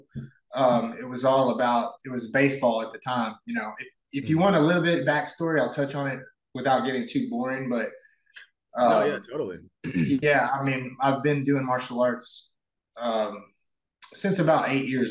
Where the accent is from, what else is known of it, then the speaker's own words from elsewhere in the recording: Northeast Arkansas, United States; moved away as an adult; I grew up in a really small town in Arkansas, Northeast Arkansas